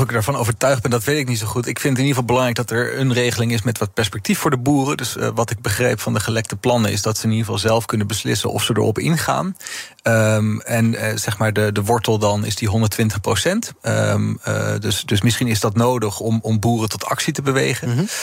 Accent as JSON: {"language": "Dutch", "country": "Netherlands", "also_born_or_lived": "Amsterdam", "said": "we dus als Nederlanders"}